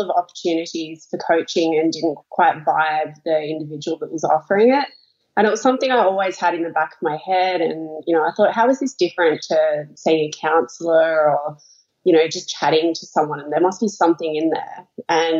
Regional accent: Melbourne, Victoria, Australia; I'm from Melbourne, Australia.

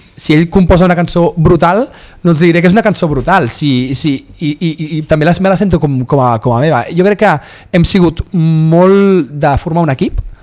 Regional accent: Vilassar de Mar, Catalonia, Spain; anava al mercadillo de Vilassar de Mar, del meu poble

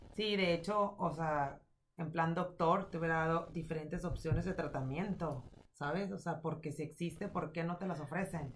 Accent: Mexico; soy mexicana

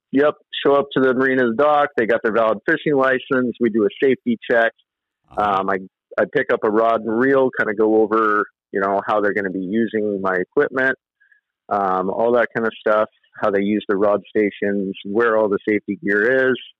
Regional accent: Vancouver, Washington, United States; I grew up in Vancouver on the east side of east side of Vancouver

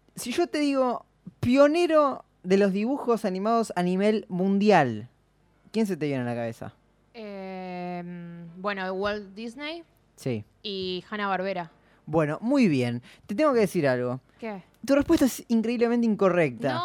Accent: Bernal, Buenos Aires Province, Argentina; de Bernal, lugar de donde yo soy

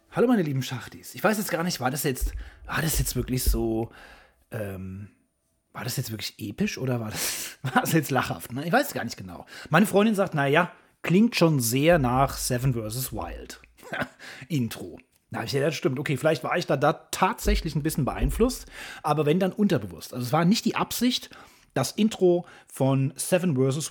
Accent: Hesse, Germany; Ich als Hesse sage ja immer Cousin

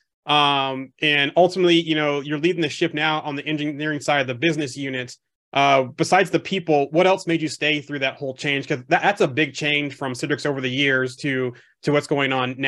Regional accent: Omaha, Nebraska, United States; I grew up mostly in Omaha, Nebraska.

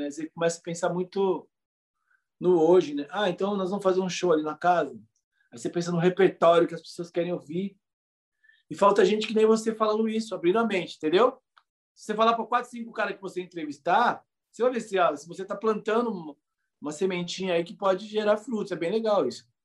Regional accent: São Paulo, Brazil; eu nasci na Brasilândia, como eu já falei aqui, a escola foi fundada muito perto da minha casa.

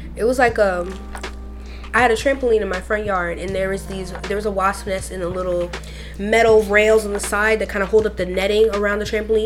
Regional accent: the Everglades, Florida, United States; I grew up in the Everglades pretty much.

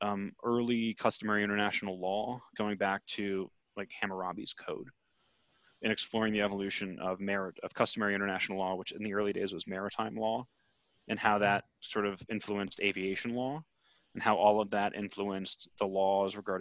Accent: United States; as an American

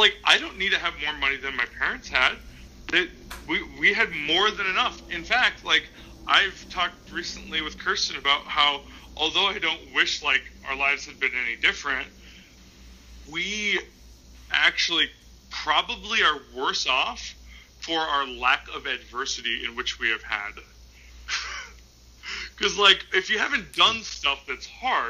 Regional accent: Minnesota, United States; we're all from Minnesota, right? So, like, part of being from Minnesota is that you have to tell yourself why it's nice to live in a place that's so cold it hurts your face

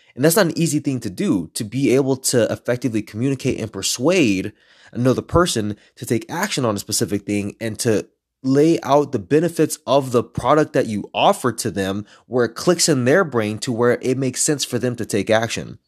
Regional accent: Los Angeles, California, United States; I'm a third Mexican and I grew up in East L

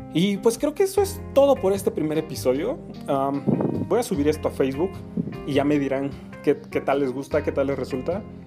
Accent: Mexico City, Mexico; soy fotógrafo de la Ciudad de México, mejor dicho, del oriente de la Ciudad de México

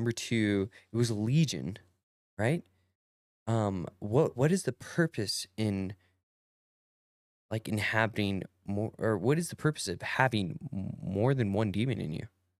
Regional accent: Perris, California, United States; I'm from Paris, California. We don't say words right.

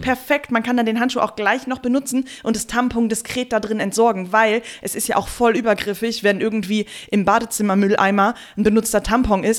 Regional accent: Germany; bei uns in Deutschland

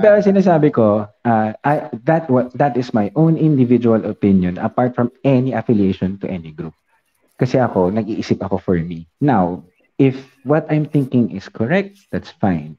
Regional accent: Philippines; I'm Filipino. I understand that I live in the Philippines. I love where I live.

